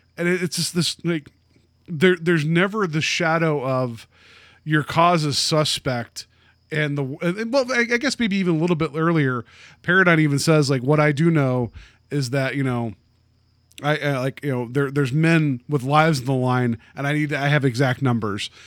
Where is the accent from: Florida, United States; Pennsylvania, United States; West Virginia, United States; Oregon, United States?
West Virginia, United States; moved away; I grew up, uh, I grew up in West Virginia